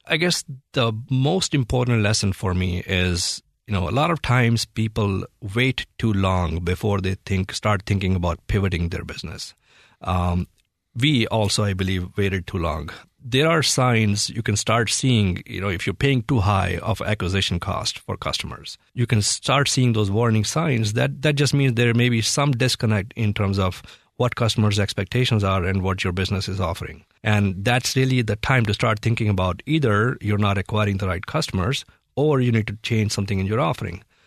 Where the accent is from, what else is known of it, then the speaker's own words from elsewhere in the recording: Delhi, India; moved away as an adult; now in United States; I grew up in India